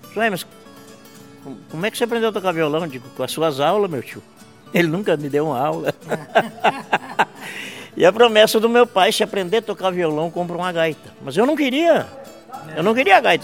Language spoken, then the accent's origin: Portuguese; Vacaria, Rio Grande do Sul, Brazil; Eu nasci em Vacaria, no quinto Vacaria. distrito de Vacaria que chamava antigamente a linha do refugiado.